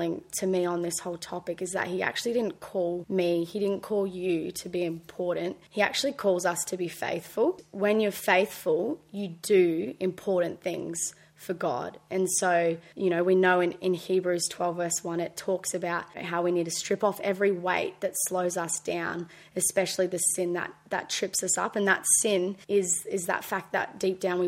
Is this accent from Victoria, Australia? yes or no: no; Brisbane, Queensland, Australia; also born or lived in Gold Coast; now in Palm Beach, Australia; I grew up in Brisbane, was really blessed to go to a Christian school my whole life, year 1 to year 12.